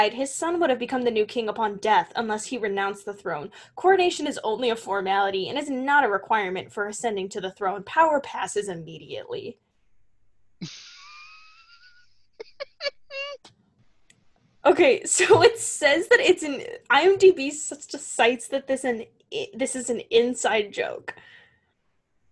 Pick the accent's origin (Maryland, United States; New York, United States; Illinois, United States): Illinois, United States; Chicagoland area; we're from the Chicagoland